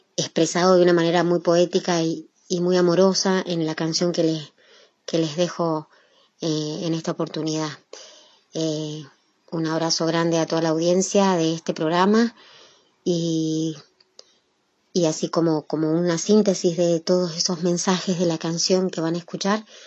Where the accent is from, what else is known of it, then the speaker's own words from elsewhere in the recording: Mendoza, Argentina; nacida en Mendoza, nacida y criada en Mendoza